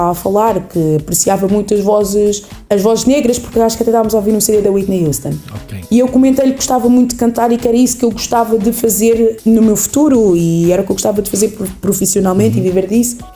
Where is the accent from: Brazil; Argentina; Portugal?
Portugal; Leiria, Centro; eu nasci, fui nascida e criada em Leiria. Em Leiria, exatamente. Leiria. Sou leiriense de Gema. Mas, sim, a minha mãe nasceu em Angola